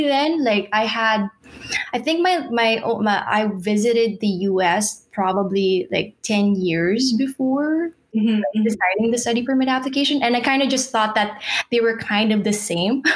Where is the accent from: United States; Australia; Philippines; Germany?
Philippines; Manila, Metro Manila; moved away as an adult; now in Vancouver, Canada; I'm originally from Manila, Philippines. And in 2017, I made the big jump and packed all my bags and went to Canada